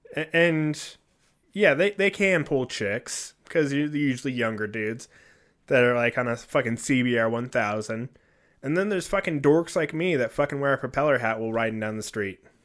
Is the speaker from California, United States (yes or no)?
yes; California, United States; I come from California, I've lived there